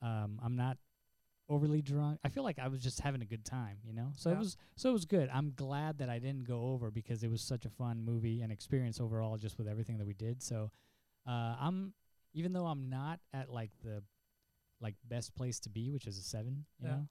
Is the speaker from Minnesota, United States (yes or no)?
no; El Paso, Texas, United States; moved away; I grew up in El Paso